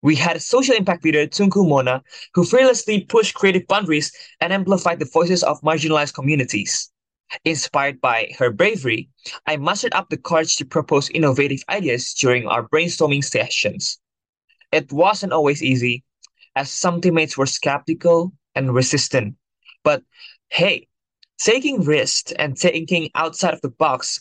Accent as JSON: {"language": "English", "region": "Jakarta", "country": "Indonesia", "moved": "yes", "said": "I'm originally from Jakarta, Indonesia"}